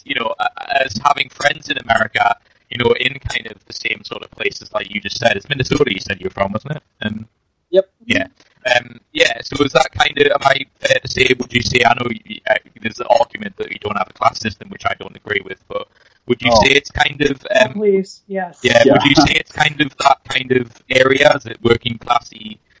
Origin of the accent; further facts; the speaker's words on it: England, United Kingdom; I'm speaking as an Englishman here